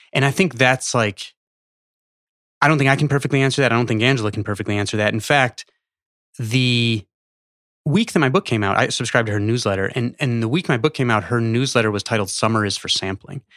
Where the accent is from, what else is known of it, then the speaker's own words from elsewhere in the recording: Chicago, Illinois, United States; I grew up in Chicago